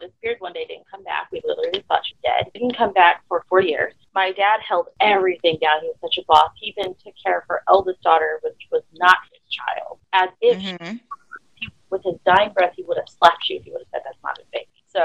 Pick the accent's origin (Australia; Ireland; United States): United States; Texas; I was 18 and from Texas